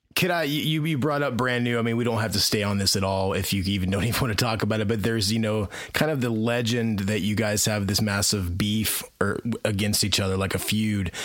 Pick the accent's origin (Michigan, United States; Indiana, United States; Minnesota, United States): Indiana, United States; also born or lived in Alabama; Now I'm back in Indiana, where I'm from originally.